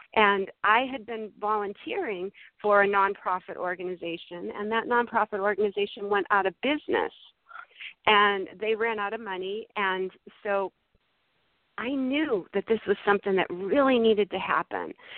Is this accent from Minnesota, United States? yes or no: no; Massachusetts, United States; born or raised there; now in California, United States